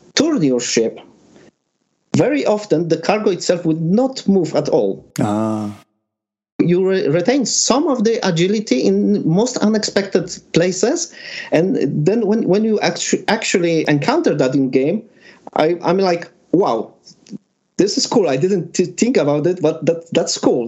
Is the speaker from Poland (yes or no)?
yes; Poland; I'm from Benjin, Poland